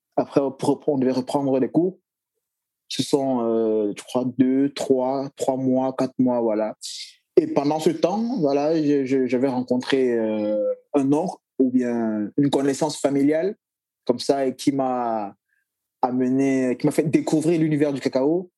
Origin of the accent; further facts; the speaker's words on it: Cameroon; je suis Camerounais